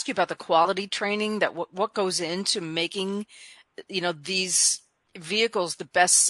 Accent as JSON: {"language": "English", "region": "Arizona", "country": "United States", "tie": "born or raised there", "said": "I grew up in Arizona, and I know how blistering that heat is."}